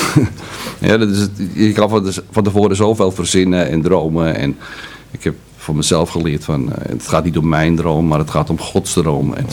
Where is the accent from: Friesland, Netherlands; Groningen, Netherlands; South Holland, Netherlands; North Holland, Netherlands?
North Holland, Netherlands; Amsterdam; Ik ben in Amsterdam geboren en opgegroeid, dat kan je wellicht nog een beetje horen